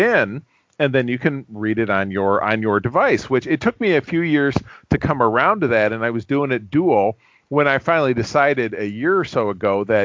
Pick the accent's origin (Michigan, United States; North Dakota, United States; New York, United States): Michigan, United States; Grosse Pointe; also born or lived in East Lansing, Michigan; my hometown of Grosse Pointe, Michigan